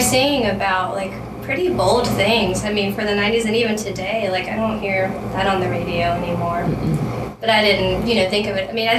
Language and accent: English; Western North Carolina, United States; I'm from Western North Carolina